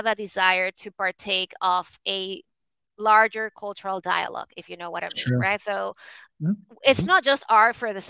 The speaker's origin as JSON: {"language": "English", "country": "Venezuela", "tie": "born or raised there", "moved": "yes", "said": "I was born and raised in Venezuela"}